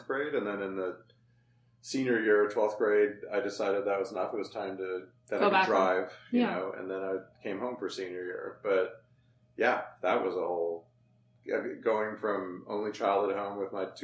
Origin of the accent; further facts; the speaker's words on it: Vancouver, British Columbia, Canada; I grew up in Vancouver, Canada